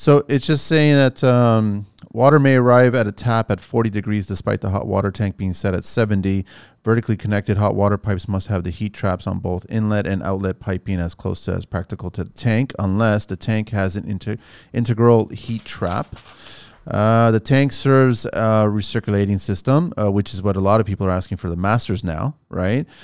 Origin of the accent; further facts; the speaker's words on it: Canada; also born or lived in Portugal; I'm Canadian, but I'm Portuguese